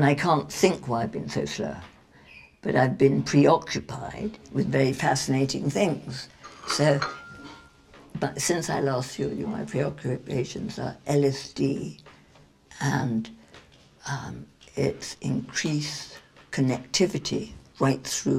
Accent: England, United Kingdom; we're English

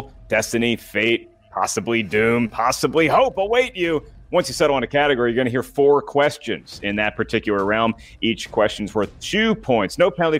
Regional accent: Hampton, Virginia, United States; near where I grew up called Somewhere in Time in Hampton, Virginia.

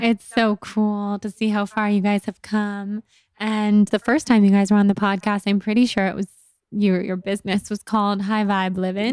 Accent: California, United States; accent: California girl; being such a California girl with my voice and always in high school being made fun

